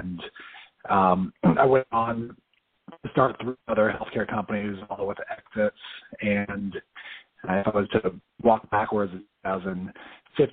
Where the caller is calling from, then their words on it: Tampa, Florida, United States; I'm actually calling from Tampa, Florida.